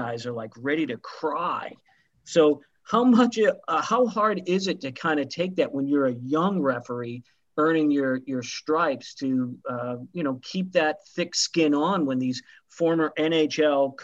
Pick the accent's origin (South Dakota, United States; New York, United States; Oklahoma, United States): Oklahoma, United States; Tulsa; we're actually from Tulsa, Oklahoma